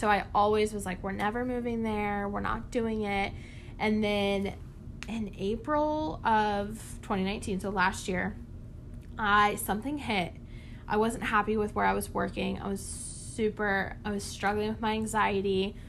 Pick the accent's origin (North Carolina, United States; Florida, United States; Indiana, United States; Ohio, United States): North Carolina, United States; Raleigh; The closest Walmart, okay, not even Target. I'm from Raleigh, not even Target.